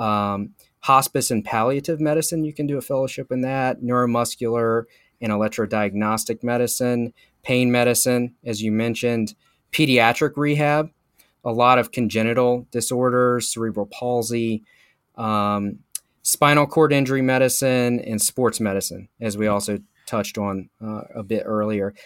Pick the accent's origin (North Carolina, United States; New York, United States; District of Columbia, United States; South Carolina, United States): North Carolina, United States; Charlotte; also born or lived in St. Louis, Missouri; Moved back to Charlotte, North Carolina, where I had gone to high school and lived for most of my life